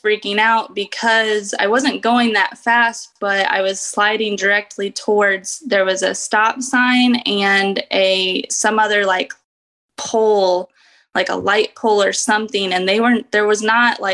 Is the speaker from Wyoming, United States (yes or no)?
no; Indiana, United States; I grew up in Indiana